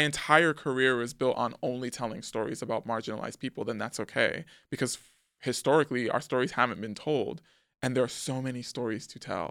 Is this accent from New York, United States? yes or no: yes; New York City, New York, United States; born or raised there; also born or lived in Manhattan / Harlem